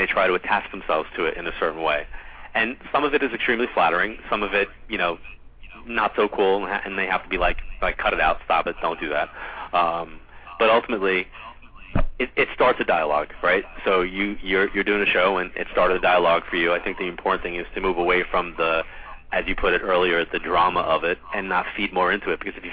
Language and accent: English; Long Island, New York, United States; Every year I end my travel schedule kind of like in my hometown